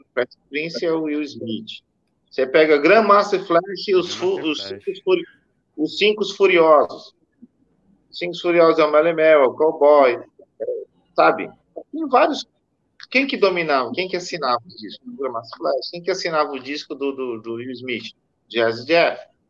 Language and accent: Portuguese; Brazil; nós somos brasileiros